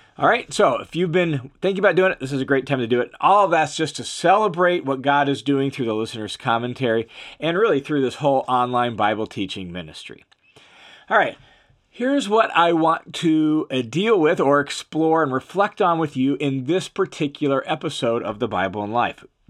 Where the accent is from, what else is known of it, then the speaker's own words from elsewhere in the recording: Tacoma, Washington, United States; I grew up in Tacoma, Washington